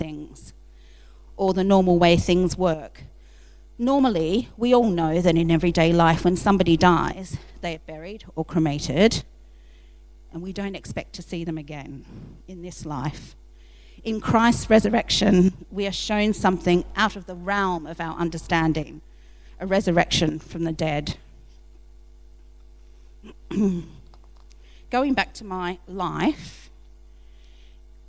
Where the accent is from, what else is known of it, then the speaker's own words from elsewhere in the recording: Melbourne, Victoria, Australia; moved away as an adult; also born or lived in Kyneton, Victoria, Australia / Hackney, London; now in London, United Kingdom; I'm originally from another part of the world. I'm from Melbourne, Australia.